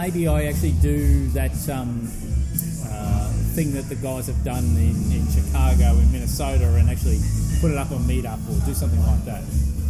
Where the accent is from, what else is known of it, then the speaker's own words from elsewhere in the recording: Queensland, Australia; I'm from Queensland